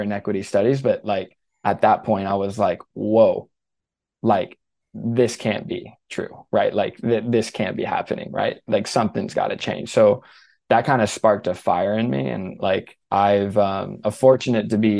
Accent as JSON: {"language": "English", "region": "Southeast", "country": "United States", "tie": "born or raised there", "moved": "as an adult", "said": "I grew up in the Southeast"}